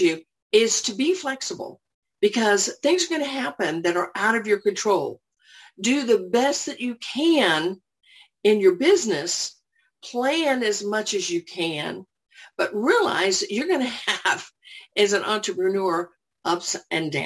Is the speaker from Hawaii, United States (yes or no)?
no; Orlando, Florida, United States; moved away as an adult; now in Johns Creek, United States; I'm originally from Orlando